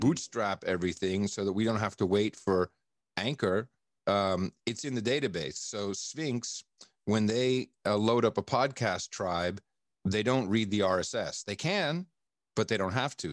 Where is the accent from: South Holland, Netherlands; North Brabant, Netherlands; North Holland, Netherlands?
North Holland, Netherlands; Amsterdam; I grew up in Amsterdam